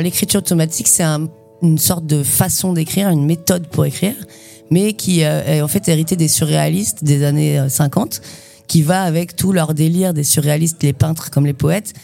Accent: Saint-Nazaire, Pays de la Loire, France; also born or lived in Brittany / Nantes / Quimper; now in Montreuil, France; je suis née à Saint-Nazaire dans le 44 en Loire-Atlantique, sur l'estuaire

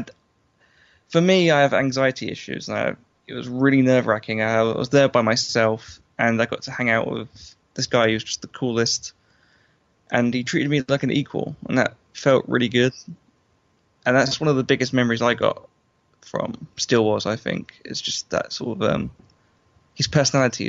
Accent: London, United Kingdom; I'm from London

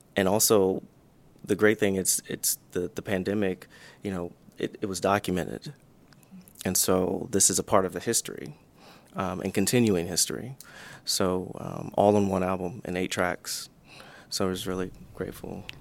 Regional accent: the South, United States; growing up in the South

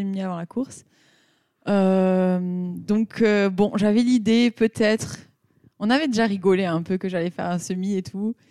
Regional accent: Pau, Nouvelle-Aquitaine, France; now in Nuremberg, Germany; j'habite à Nuremberg. je viens de Pau, meilleure ville de France

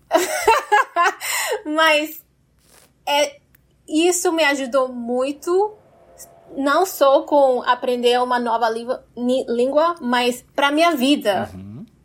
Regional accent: Brazil; sou brasileira?

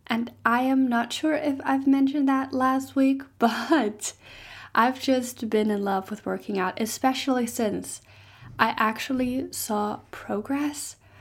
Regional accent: Germany; English is a second language; moved away as an adult; now in Stirling, United Kingdom; I am not Scottish, I'm actually German

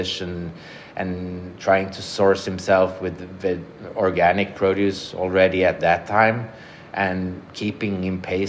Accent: Sweden; also born or lived in Paris, France / Copenhagen, Denmark; moved back to Sweden

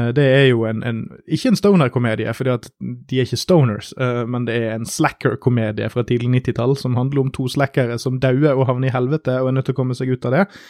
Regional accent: Norway; en nordmann med litt sånn begrenset svenskkulturell kontakt

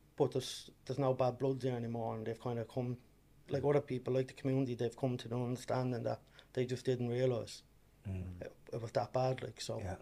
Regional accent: Dublin, Leinster, Ireland; I am originally from Ballymun, and then uh, Dublin. And yeah, I was born and bred there

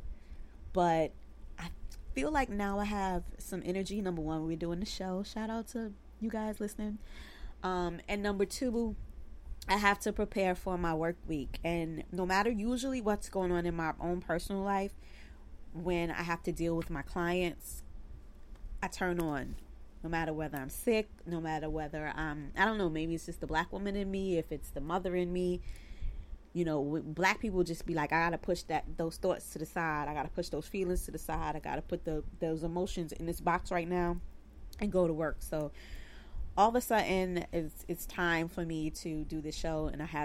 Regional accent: New York City, New York, United States; I grew up in Bed-Stuy, Brooklyn.

